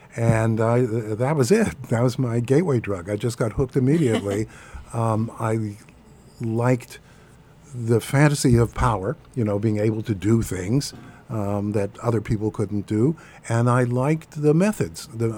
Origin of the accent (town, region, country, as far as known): Pittsburgh, Pennsylvania, United States